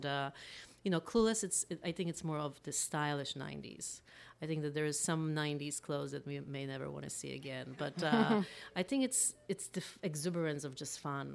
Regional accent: Berlin, Germany; now in Los Angeles, United States; I grew up in Berlin

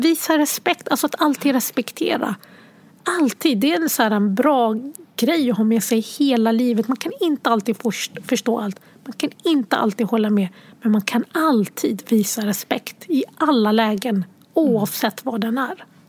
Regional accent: Sweden; born or raised there; also born or lived in Sierra Leone

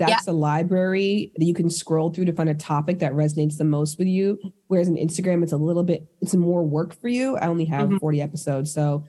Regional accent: Toronto, Ontario, Canada; now in Los Angeles, United States

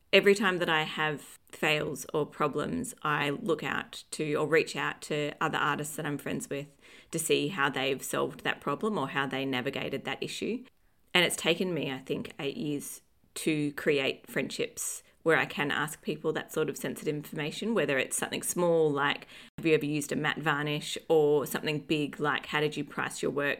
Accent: Australia; now in Dunedin, New Zealand; I'm from Australia originally. I currently live in Dunedin in the south of New Zealand

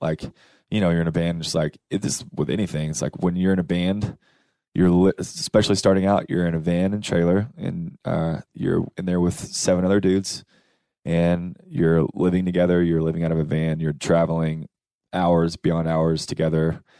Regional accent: Cookeville, Tennessee, United States; moved away; I'm from Cookville

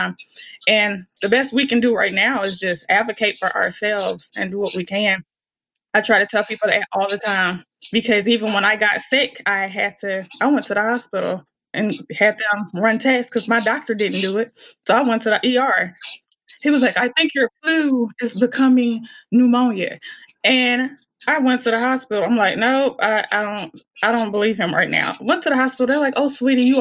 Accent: Helena-West Helena, Arkansas, United States; accent: country; I am originally from Helena, West Helena, Arkansas, right off the mighty Mississippi.

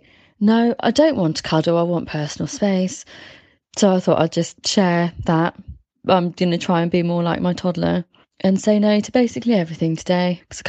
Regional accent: England, United Kingdom; I get very, very exhausted with the niceties of being English and just kind of really not direct.

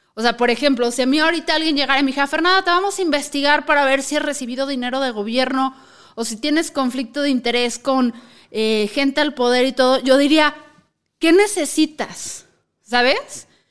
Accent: Mexico; no hay que chuparnos el dedo como mexicanos

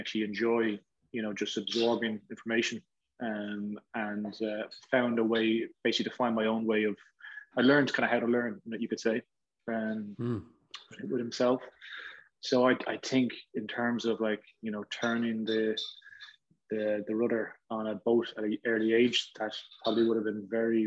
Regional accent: near Ashbourne, County Meath, Leinster, Ireland; I grew up there.

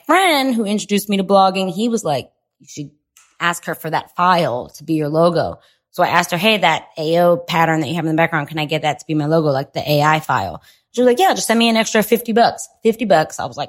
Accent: Broward County, South Florida, United States; moved away; I got my start in South Florida. That's where I grew up. That's where I'm from Broward County

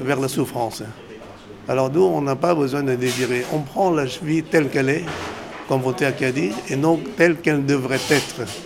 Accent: Vietnam; moved away as an adult; also born or lived in Laos / Cambodia / China; now in France; Non, je suis né au Vietnam. Je suis venu tardivement en France

